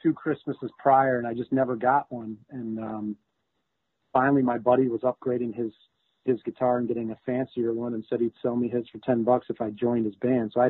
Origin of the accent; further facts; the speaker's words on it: Chicago, Illinois, United States; I was in Chicago, so I was somewhere in between fourth and seventh grade